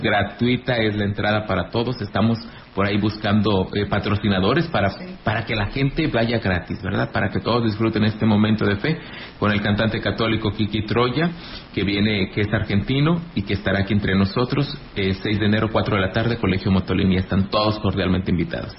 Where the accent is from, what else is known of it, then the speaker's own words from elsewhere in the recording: Ejido Laguna del Mante, near Ciudad Valles, San Luis Potosí, Mexico; Yo soy de Elegido Laguna del Mante, aquí cerquita del municipio de Ciudad Valles